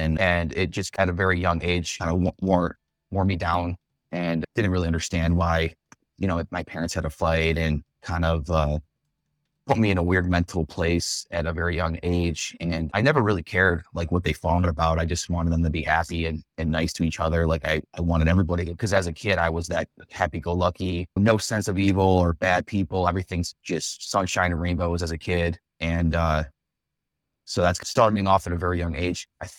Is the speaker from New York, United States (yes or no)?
yes; Buffalo, New York, United States; born and raised in Buffalo, Cheektowaga area. Grew up, born and raised in that area.